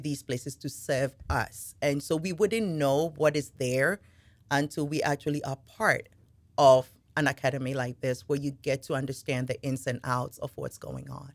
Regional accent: Ghana; now in Henrico, United States; I am originally from Ghana. Uh, moved here a little over twenty years ago

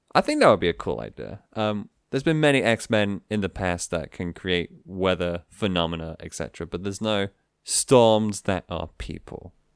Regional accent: United Kingdom; being a Brit

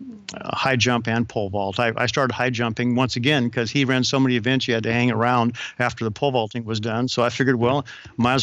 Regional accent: the Northwest, Pacific Northwest, United States; I'm from the Northwest

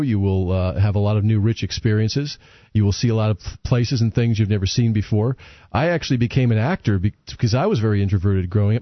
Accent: New England, United States; I grew up in New England

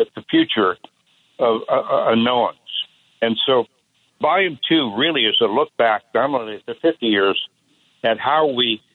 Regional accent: northern Indiana, United States; also born or lived in Chicago, Illinois; It started when I was basically a kid out there in Indiana

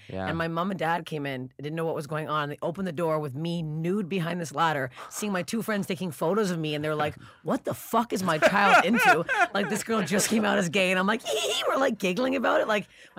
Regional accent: Toronto, Ontario, Canada; That's where the cottage came. Yeah, Toronto.

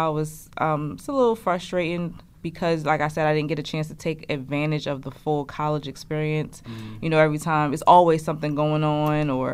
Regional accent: Trenton, New Jersey, United States; accent: country; I was born and raised in Trenton, and I got a full academic scholarship to come to Kane

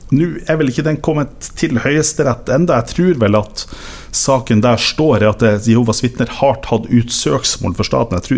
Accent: Northern Norway, Norway; Men sånn er det jo. Vi er jo nordlendinger.

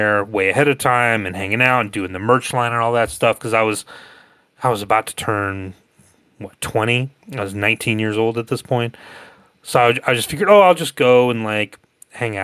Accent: Northwest Georgia, United States; also born or lived in Athens, Georgia; I grew up in Northwest Georgia, about an hour from Atlanta

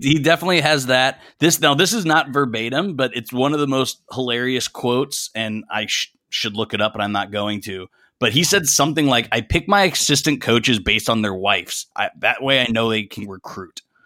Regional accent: South Bend, Indiana, United States; I grew up around South Bend.

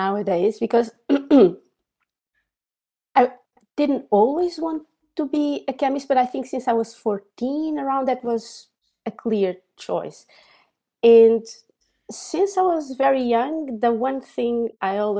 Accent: Coimbra, Centro, Portugal; moved away as an adult; I was born in Portugal in a city called Coimbra

